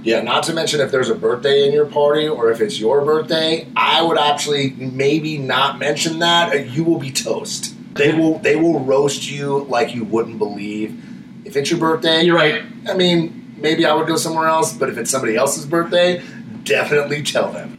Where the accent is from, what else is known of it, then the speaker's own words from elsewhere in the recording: Florida, United States; now in Las Vegas, United States; I come from Florida